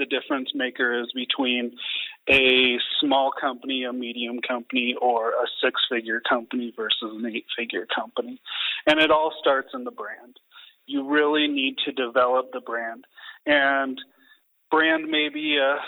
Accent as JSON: {"language": "English", "region": "Washington", "country": "United States", "tie": "born or raised there", "said": "I grew up in Washington. It's not a big oil and gas industry, but in Anacortes, Washington, where my family is from"}